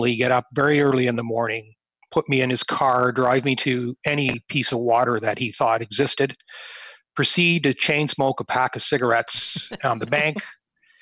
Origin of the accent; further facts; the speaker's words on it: near Lake Erie, Ontario, Canada; growing up near Lake Erie